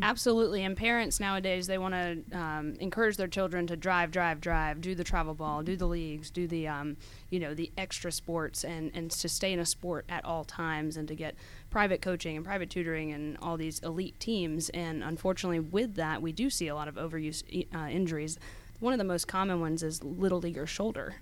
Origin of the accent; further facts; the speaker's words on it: Snellville, Georgia, United States; also born or lived in Athens, Georgia / Tennessee; I was actually born and raised in Snellville